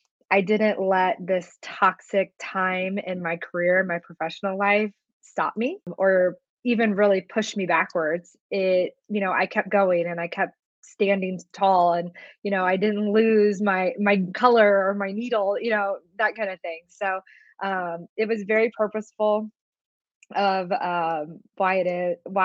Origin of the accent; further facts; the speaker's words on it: Columbus, Indiana, United States; I grew up about an hour south of Indianapolis in a small town called Columbus, Indiana